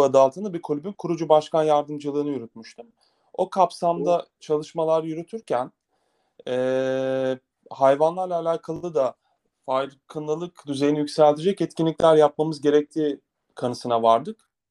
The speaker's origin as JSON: {"language": "Turkish", "region": "Antalya", "country": "Turkey", "tie": "born or raised there", "said": "Antalya'da doğdum ben"}